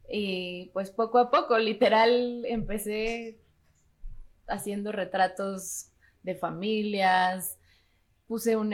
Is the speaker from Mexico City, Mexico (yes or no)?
yes; Mexico City, Mexico; also born or lived in London; Soy de la Ciudad de México.